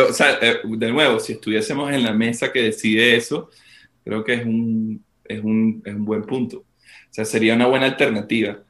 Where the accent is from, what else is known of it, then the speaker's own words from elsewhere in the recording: Venezuela; desde nuestra posición como, como venezolanos